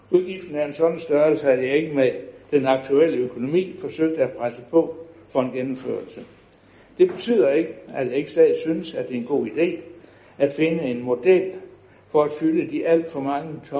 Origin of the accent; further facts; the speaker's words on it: West Jutland, Southern Denmark, Denmark; Som indfødt vestjyde er man nærmest født med en DNA, der forbyder uddeling af alt for mange roser.